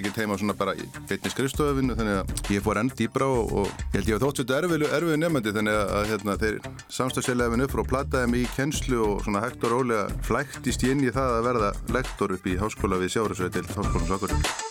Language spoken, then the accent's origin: Icelandic; Vestmannaeyjar, Southern Region, Iceland; moved away; also born or lived in Akureyri; kem frá Vestmannið.